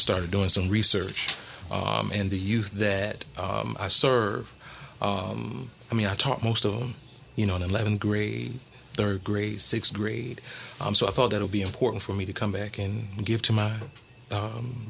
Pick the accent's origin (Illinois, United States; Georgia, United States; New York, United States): New York, United States; Rochester; I am from Rochester, New York, born and raised.